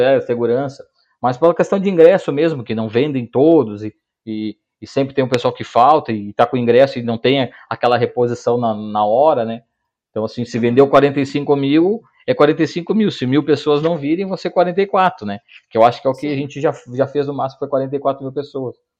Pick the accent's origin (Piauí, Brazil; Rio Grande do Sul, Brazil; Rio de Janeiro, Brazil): Rio Grande do Sul, Brazil; Porto Alegre; now in Canoas, Brazil; eu sou da, da, de Porto Alegre, hoje moro em Canoas, mas sou de, de, de Porto Alegre